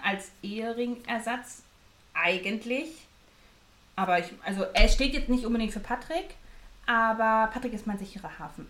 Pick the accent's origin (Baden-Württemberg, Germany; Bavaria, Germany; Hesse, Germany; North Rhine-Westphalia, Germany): North Rhine-Westphalia, Germany; Dortmund; Also ich komme aus Dortmund, ich bin ein Dortmunder Mädchen